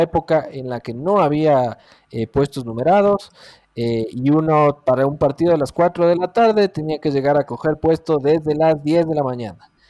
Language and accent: Spanish; Ecuador; Como buen ecuatoriano